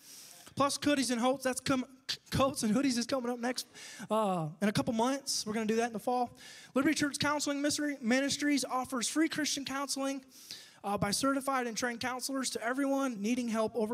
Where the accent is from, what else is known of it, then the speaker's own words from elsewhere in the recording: Michigan, United States; now in Arab, United States; I'm from Michigan.